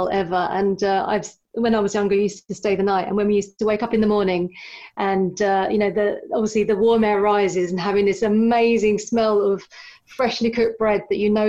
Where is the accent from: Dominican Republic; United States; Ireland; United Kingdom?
United Kingdom; London; I grew up in North London